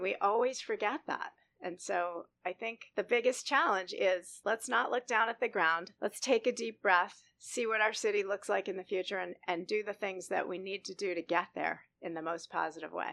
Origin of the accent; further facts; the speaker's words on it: Boston, Massachusetts, United States; moved away as an adult; now in Scottsdale, United States; I grew up in Boston